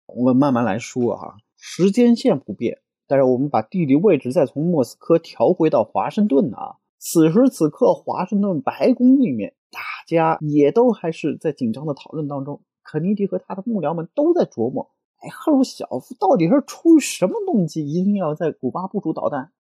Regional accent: China; 按照我们中国人话说的

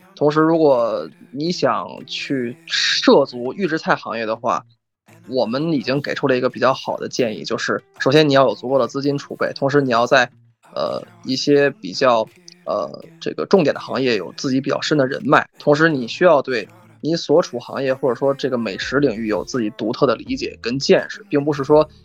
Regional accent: Beijing, China; 我个人作为北京人，在北京生活了很多年

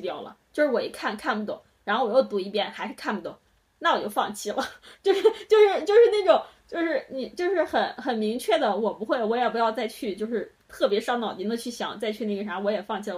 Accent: Henan, China; 我们都是河南的。先说好河南省是，是高考大省

